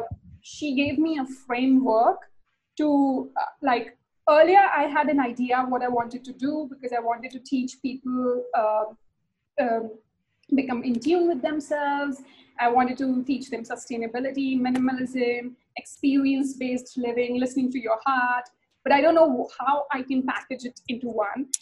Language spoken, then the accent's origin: English; India; I'm from India